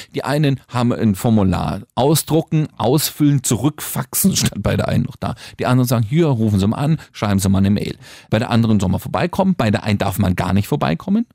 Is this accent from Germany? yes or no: yes; West Germany, Germany; ich, also ich, bin aus dem Westen